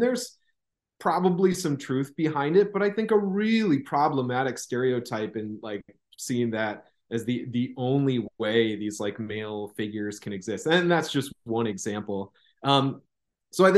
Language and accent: English; Midwest, United States; accent: Midwestern; now in Southern United States; as a Midwesterner, felt like my voice had kind of had this flat affect, and this, like, there's Midwestern dialect seems like kind of nothing. I recognize it now that I'm down south